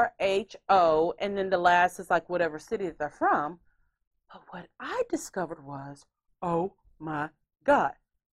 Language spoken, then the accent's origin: English; Houston, Texas, United States; Well, we don't hold ribs since we're from Houston, Texas.